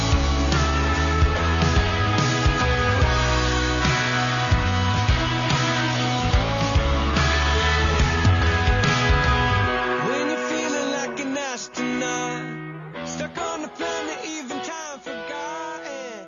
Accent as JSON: {"language": "English", "region": "Minnesota", "country": "United States", "tie": "born or raised there", "said": "Mike and I grew up in Minnesota"}